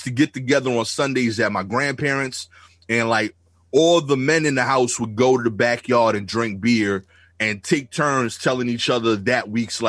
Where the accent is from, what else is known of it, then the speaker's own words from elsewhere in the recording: New York City, New York, United States; accent: thick Brooklyn; my thick Brooklyn accent